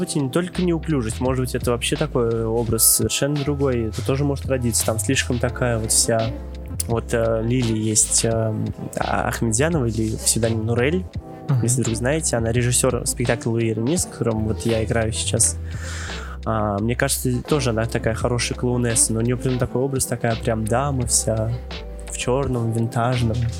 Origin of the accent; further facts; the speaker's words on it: Kazan, Tatarstan, Russia; я из Казани приехал для этой встречи